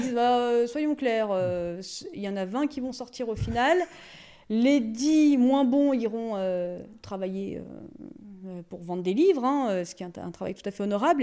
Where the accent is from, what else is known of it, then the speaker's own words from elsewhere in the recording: Ambilly, Auvergne-Rhône-Alpes, France; also born or lived in Grenoble / Lyon; je suis née à la frontière euh, suisse. J'ai grandi euh, à Ambi.